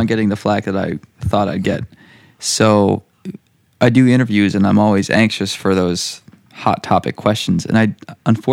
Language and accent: English; New England, United States; as a Irish Catholic in New England